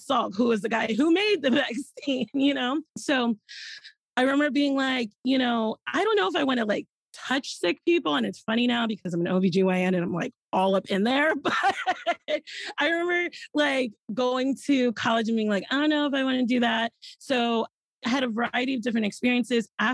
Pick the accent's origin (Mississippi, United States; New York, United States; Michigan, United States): New York, United States; New York City; I grew up in the Bronx, born and raised